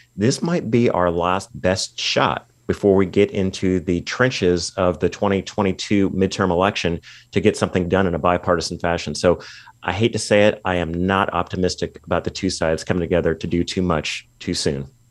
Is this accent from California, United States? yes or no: yes; California, United States; my home state of California